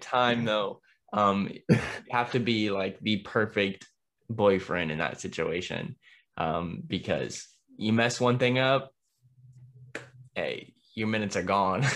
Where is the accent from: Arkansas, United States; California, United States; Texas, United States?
Texas, United States; Dallas; growing up in Dallas